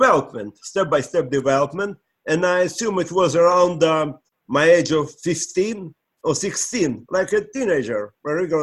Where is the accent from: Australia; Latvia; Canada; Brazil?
Latvia; English is a second language; moved away as an adult; also born or lived in Israel; I'm from Latvia